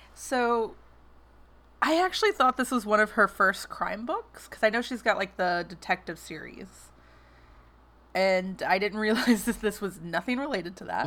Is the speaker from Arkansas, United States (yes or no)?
yes; West Memphis, Arkansas, United States; my hometown, which is West Memphis